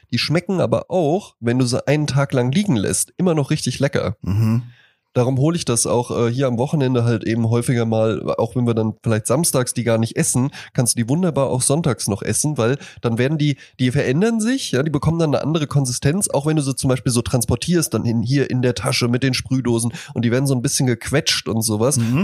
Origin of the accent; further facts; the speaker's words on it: Rhine-Main area, Hesse, Germany; ich komme ja halt aus dem Rhein-Main-Gebiet